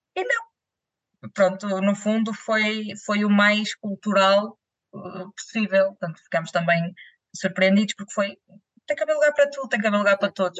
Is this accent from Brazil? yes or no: no; Vila Nova de Gaia, Norte, Portugal; em Gaia, em Grijó, que é a minha terra